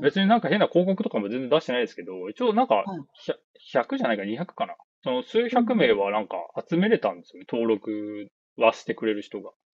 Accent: Nagoya, Aichi, Japan; 名古屋なんですけど

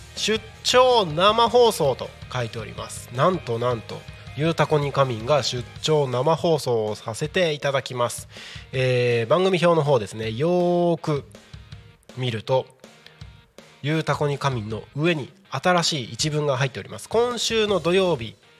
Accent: Takko, Aomori, Japan; 僕の地元でもある青森県田子町

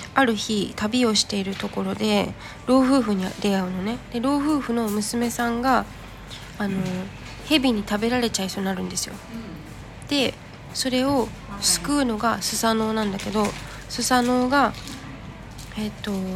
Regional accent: Japan; born or raised there; moved away as an adult; now in Thailand

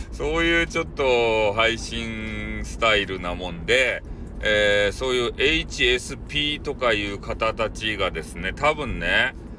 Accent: Hakata, Fukuoka, Japan; accent: Hakata-ben

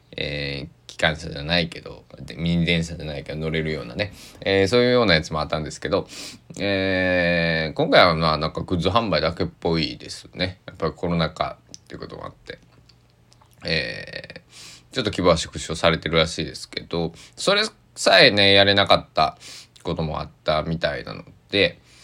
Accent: Kochi, Japan; moved away; 僕が生まれ育ったね高知県佐木市

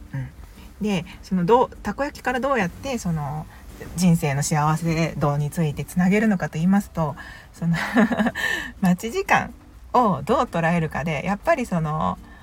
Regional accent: Kansai, Japan; 関西人なので

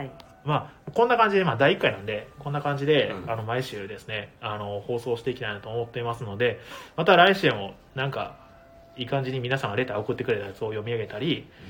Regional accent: Ehime, Japan; moved away as an adult; also born or lived in Osaka; now in Tokyo, Japan; 言っても僕愛媛県にいたのもそんなに18年ぐらいしかいないんで

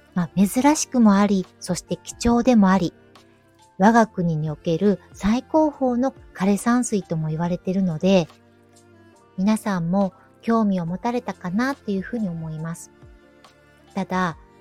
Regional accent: Kyoto, Japan; 私が大好きな地元の京都

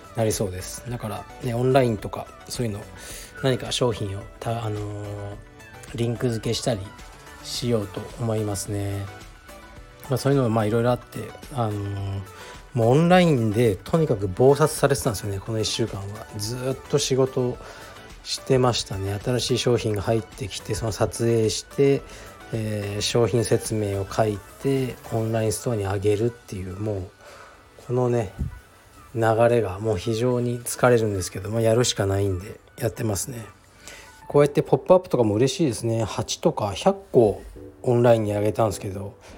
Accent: Fukuoka, Japan; moved away; 僕の実家福岡の東区の菓子にある

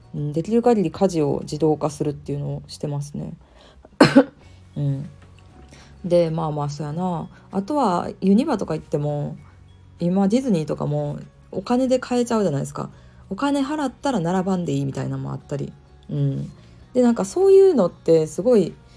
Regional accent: Kyoto, Japan; ずっと京都で生まれ育った人間としては関西で生まれ育った人間としては

